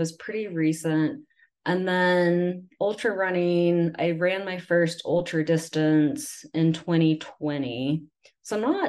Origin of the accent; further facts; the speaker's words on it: Huntsville area, Northern Alabama, United States; accent: Southern; now in Utah, United States; I am from Alabama. Oh. So that's where I grew up.